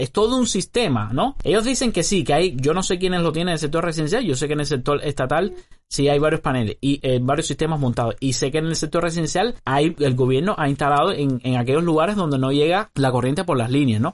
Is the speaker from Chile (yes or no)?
no; Cuba; Esa persona es parte del 30% de los cubanos que trabajamos